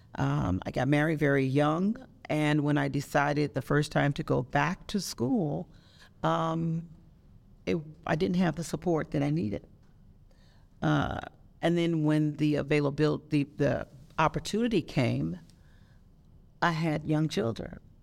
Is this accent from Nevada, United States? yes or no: yes; Las Vegas, Nevada, United States; moved away as an adult; also born or lived in California; I was born and raised here in Las Vegas. And I went away for 20 years